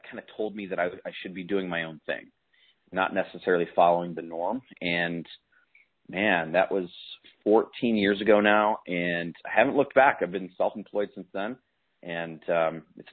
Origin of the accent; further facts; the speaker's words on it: Chicago, Illinois, United States; I grew up in Chicago. Inside the city